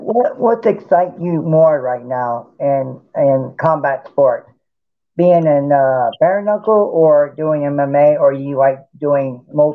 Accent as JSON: {"language": "English", "town": "Norfolk", "region": "Virginia", "country": "United States", "tie": "born or raised there", "said": "my hometown, Norfolk, Virginia."}